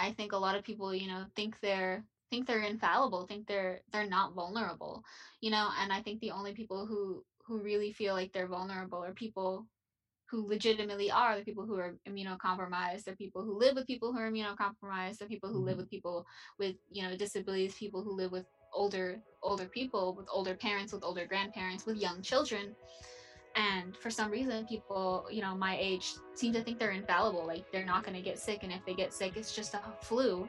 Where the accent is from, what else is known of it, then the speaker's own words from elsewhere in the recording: Texas, United States; My hometown, I don't live there anymore, but my hometown is, you know, we have like 3 major hospitals and they are full.